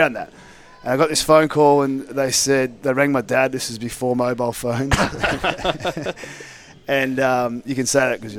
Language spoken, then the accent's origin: English; Ballarat, Victoria, Australia; moved away as an adult; also born or lived in Darwin; now in Perth, Australia; I grew up in Ballarat, which is about an hour and a half out of Melbourne.